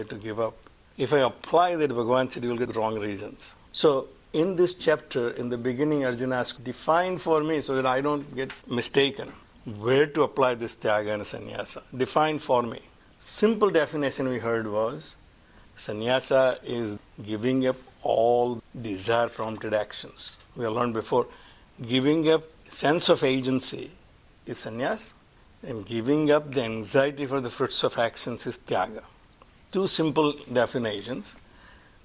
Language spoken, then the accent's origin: English; Gujarat, India; we are from Gujarat